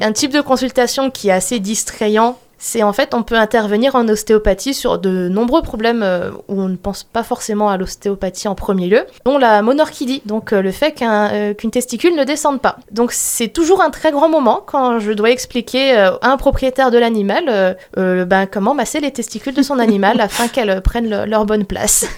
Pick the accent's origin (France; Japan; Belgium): France; Sarreguemines, Grand Est; je suis née à Sarreguemines